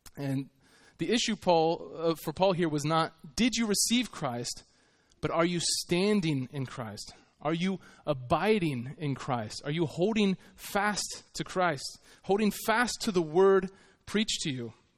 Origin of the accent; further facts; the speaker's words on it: United States; I was from America